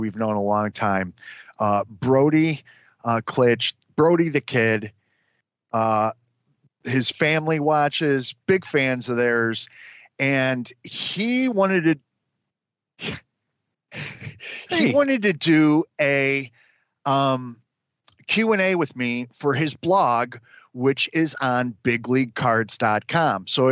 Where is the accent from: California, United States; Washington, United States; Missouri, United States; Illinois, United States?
Illinois, United States; Chicago; I'm from Chicago